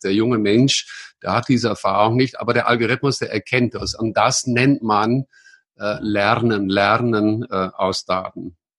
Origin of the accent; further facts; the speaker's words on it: Netherlands; German is a second language; moved away as an adult; also born or lived in Munich area, Germany; now in Munich, Germany; ich bin ein Holländer, äh, der aber seit langer Zeit hier in Deutschland, meiste Zeit hier im Münchner Raum wohnt und lebt. Ja, vor langer Zeit geboren in Holland